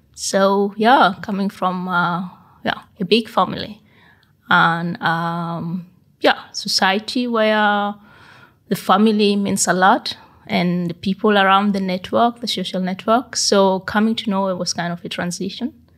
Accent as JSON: {"language": "English", "country": "South Sudan", "tie": "born or raised there", "also_born_or_lived": "Bergen, Norway", "moved": "as an adult", "lives_now": "Norway", "said": "I was born and raised up in South Sudan until 1990."}